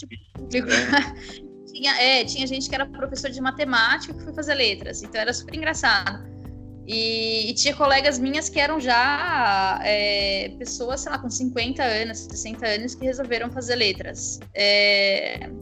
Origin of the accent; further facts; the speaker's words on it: São Paulo, Brazil; accent: paulistano; also born or lived in Curitiba, Paraná; o sotaque São Paulo bossa é forte demais para é, ser apagado